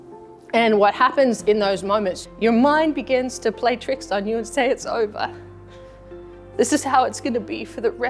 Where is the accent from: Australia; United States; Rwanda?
Australia; moved away; I'm born and raised in Australia among the Aboriginal people, and that's my own personal heritage.